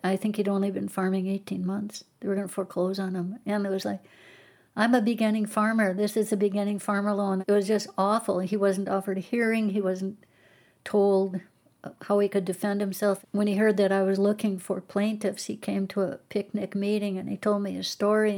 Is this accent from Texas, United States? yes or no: no; Garrison, North Dakota, United States; also born or lived in New York / Washington, D.C. / Connecticut; my hometown was Garrison, um, oh, so it was right really nearby where I grew up, and I remember seeing the water come up as a kid